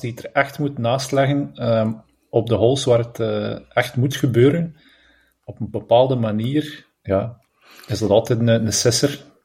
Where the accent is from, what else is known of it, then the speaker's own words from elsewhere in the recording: Belgium; als Belg zijnde